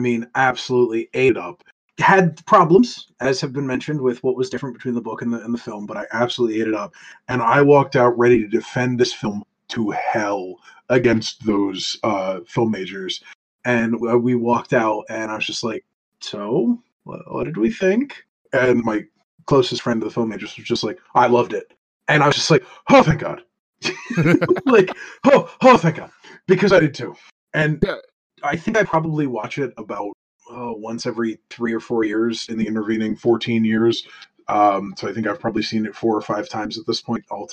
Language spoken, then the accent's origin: English; United States; as an American